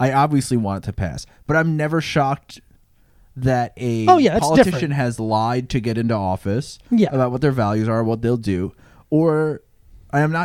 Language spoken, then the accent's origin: English; United States; being an American